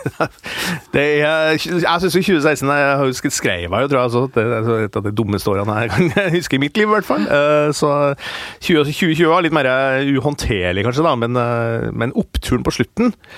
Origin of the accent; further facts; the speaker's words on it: Steinkjer, Trøndelag, Norway; moved away; min hjemby, eh, gamle hjemby Steinkjer